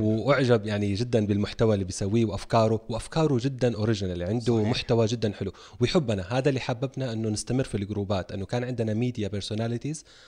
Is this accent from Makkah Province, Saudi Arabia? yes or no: yes; Jeddah, Makkah Province, Saudi Arabia; مراتي من مواليد جده وعايشين هنا طول عمرنا